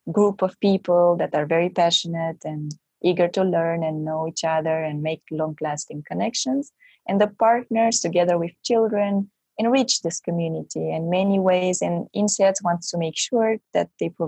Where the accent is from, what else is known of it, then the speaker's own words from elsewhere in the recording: Romania; now in Belgium; I am from originally from Romania, but I live in Belgium